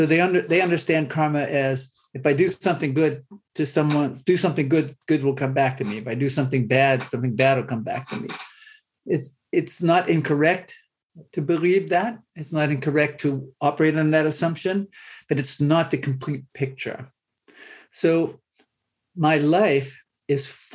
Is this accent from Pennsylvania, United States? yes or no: yes; Waterford, Pennsylvania, United States; I grew up in Northwest Pennsylvania in a small rural farming community, a town named Waterford. It's just south of Erie, Pennsylvania